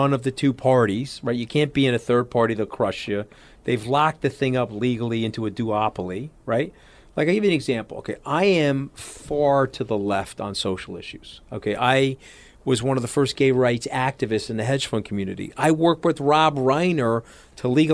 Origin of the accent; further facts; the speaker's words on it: New York, United States; I'm a New Yorker